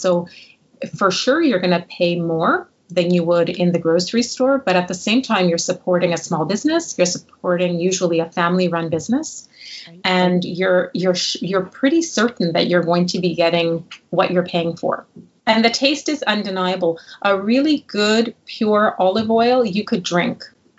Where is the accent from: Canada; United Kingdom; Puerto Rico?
Canada; Montreal, Quebec; I'm from Montreal.